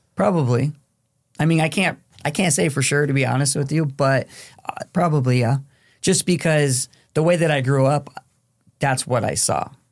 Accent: Phoenix, Arizona, United States; also born or lived in Mexico; now in Western New York, United States; from Phoenix, Arizona

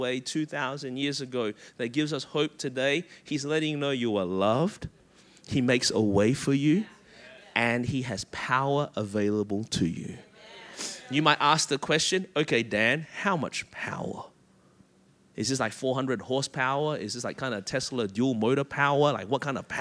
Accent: Malaysia; moved away; That's my home country

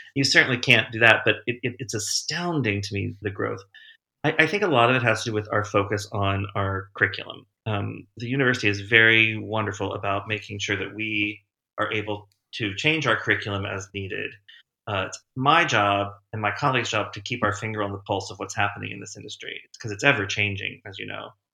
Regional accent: Winchester, Virginia, United States; moved away as an adult; I grew up in Winchester, Virginia

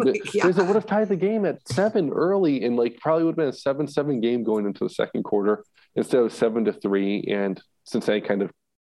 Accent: Massachusetts, United States; We're both from Massachusetts.

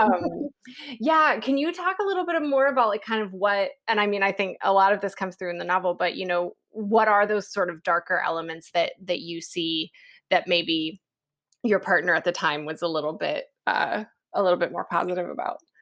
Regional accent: West Virginia, United States; moved away; I'm from West Virginia

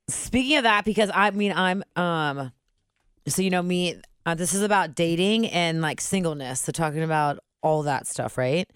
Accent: Cincinnati, Ohio, United States; moved away; we're all from Cincinnati

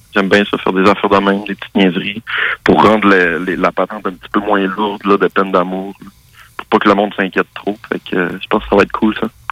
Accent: Saint-Prime, Quebec, Canada; moved away; also born or lived in Montreal; je viens du Lac-Saint-Jean, je viens de Saint-Prime

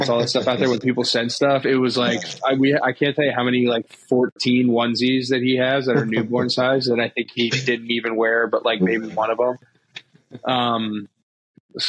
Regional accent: just outside of Charlottesville, Virginia, United States; I grew up just outside of Charlottesville

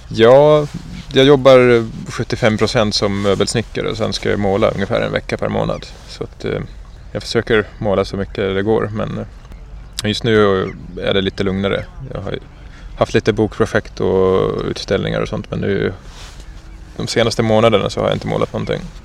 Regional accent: Southern Finland, Finland; moved away as an adult; now in Gotland, Sweden; Jag kommer från södra Finland

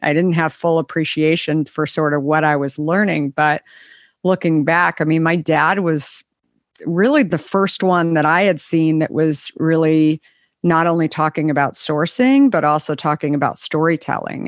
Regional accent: Scottsdale, Arizona, United States; also born or lived in Minneapolis; grew up in Arizona

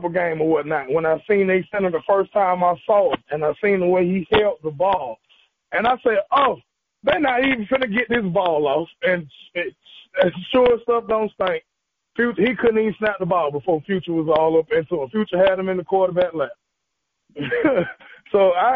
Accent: Atlanta, Georgia, United States; I've been in Atlanta since then, so I'm really from Atlanta. I got Zone 6 tattooed on me, so don't let Amaretta tell you anything else. I am from Atlanta

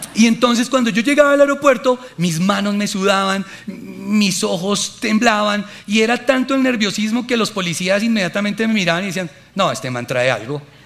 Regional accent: Colombia; moved away; soy colombiano

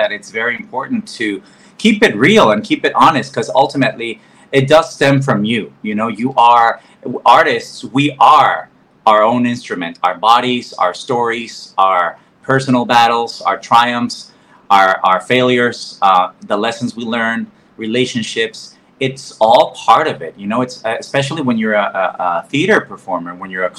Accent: Mexico; first language Spanish; English is a second language; moved away as an adult; now in New York, United States; I grew up in Mexico

